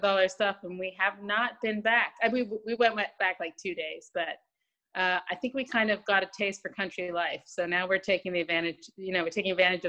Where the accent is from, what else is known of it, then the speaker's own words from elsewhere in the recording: London, United Kingdom; moved away as an adult; now in United States; No, you know what's weird? I'm from London, but my parents are both Americans. So they raised me as an American in London.